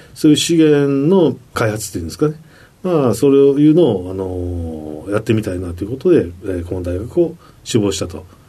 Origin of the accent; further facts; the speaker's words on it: Osaka, Japan; 大阪の港区というところです